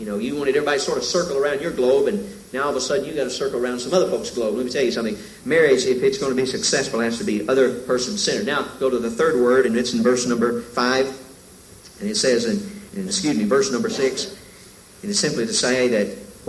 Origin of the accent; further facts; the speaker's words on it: the South, United States; moved away; I came from the South